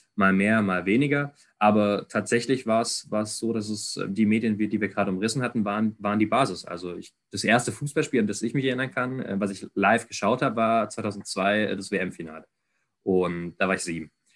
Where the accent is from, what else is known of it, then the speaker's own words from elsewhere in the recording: Ludwigsburg, Baden-Württemberg, Germany; ich komme komme aus Ludwigsburg gebürtig, auch wenn ich nicht Zeit meines Lebens immer nur hier gewohnt habe